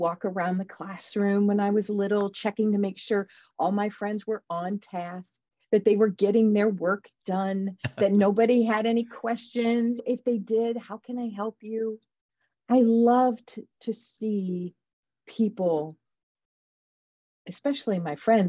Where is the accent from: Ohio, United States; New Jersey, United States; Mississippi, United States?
Ohio, United States; Defiance; I was born in Defiance. And that is a little town in Ohio.